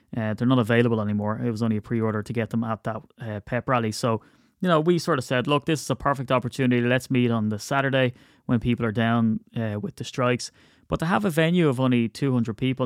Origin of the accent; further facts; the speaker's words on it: Ireland; I'm Irish